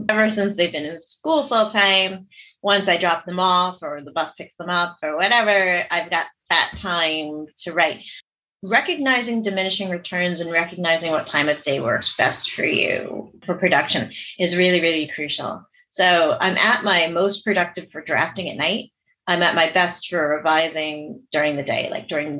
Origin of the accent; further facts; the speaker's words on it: New York City, New York, United States; also born or lived in Seoul, South Korea / Staten Island; I grew up down in New York City